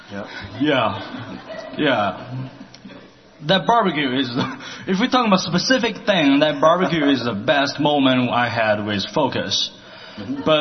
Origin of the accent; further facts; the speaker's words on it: Shandong, China; English is a second language; moved away as an adult; now in Portland, United States; I'm from China. The province I came from is called Shandong Province. It's something, the culture is somewhere between Alabama or Texas. Hmm. It's a really conservative province.